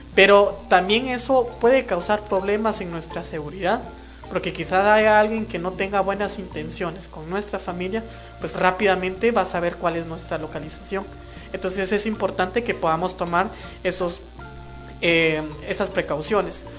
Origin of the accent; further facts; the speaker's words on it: Guatemala; first language Kaqchikel; Spanish is a second language; pues como pertenezco a la comunidad eh, Cachiquel